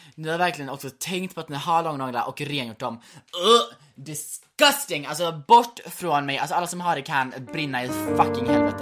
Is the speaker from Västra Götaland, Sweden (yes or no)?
yes; Gothenburg, Västra Götaland, Sweden; som göteborgare